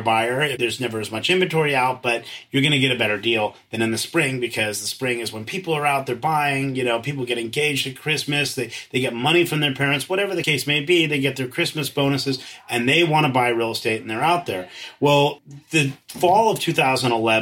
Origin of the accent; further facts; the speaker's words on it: San Francisco, California, United States; So I grew up in San Francisco. I went to the parochial Catholic schools here